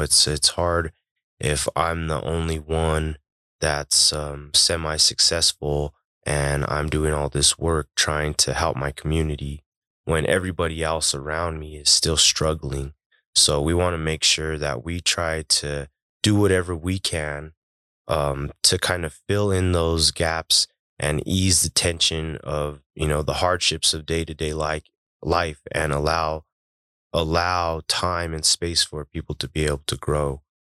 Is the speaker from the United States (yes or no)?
yes; Denver, Colorado, United States; I was born and raised in Globeville.